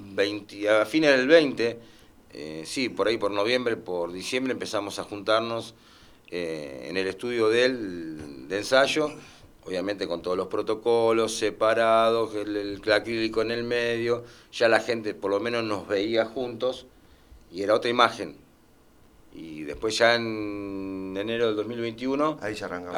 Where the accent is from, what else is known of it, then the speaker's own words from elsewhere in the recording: Lomas de Zamora, Buenos Aires Province, Argentina; Somos gente que somos del barrio de Loma Zamora, nacidos acá